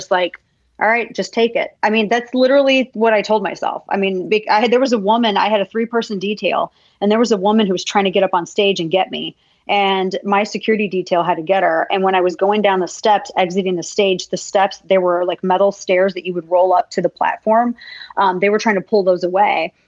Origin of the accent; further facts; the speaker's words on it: the Ozarks, United States; I'm from the Ozarks